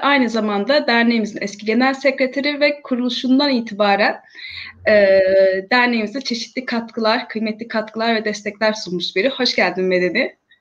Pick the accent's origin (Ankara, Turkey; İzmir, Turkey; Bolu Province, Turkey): İzmir, Turkey; ben İzmirliyim ve e, her gün haberlerde gördüğümüz o yerler yani e, en çok hasar alan yerlerden birisi olan Bornova ilçesi benim doğup büyüdüğüm